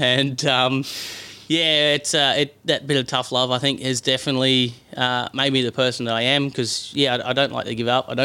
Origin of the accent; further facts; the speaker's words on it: Roto, New South Wales, Australia; now in Queensland, Australia; where I grew up in Roto